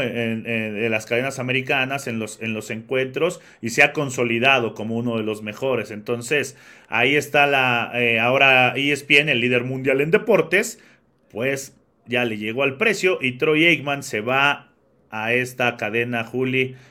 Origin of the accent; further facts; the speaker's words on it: Mexico; es una bandera preciosa la que tenemos como mexicanos